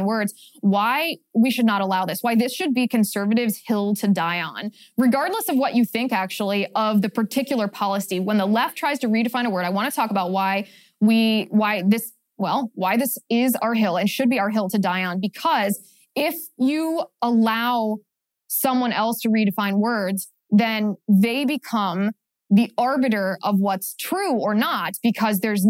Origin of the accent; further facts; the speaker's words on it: Cincinnati, Ohio, United States; my hometown, Cincinnati, Ohio